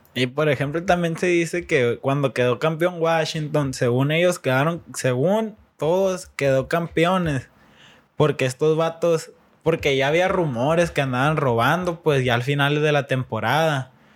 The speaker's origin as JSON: {"language": "Spanish", "country": "Mexico", "said": "nosotros como mexicanos"}